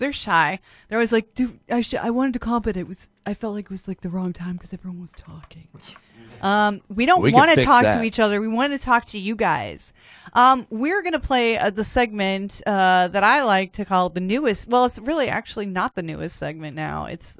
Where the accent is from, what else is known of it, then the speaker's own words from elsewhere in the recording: Ohio, United States; I'm from Ohio.